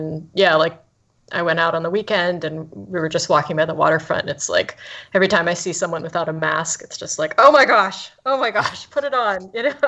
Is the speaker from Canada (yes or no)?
yes; right outside of Toronto, Ontario, Canada; now in Vancouver, Canada; I grew up right outside of Toronto, and there it gets really muggy.